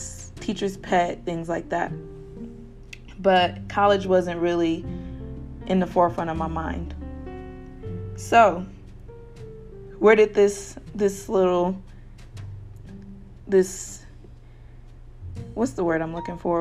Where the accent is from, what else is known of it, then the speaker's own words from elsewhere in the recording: Kalamazoo, Michigan, United States; I am from Kalamazoo, Michigan, and in my city, we all students that go to KBS, Kalamazoo Public Schools, are granted a scholarship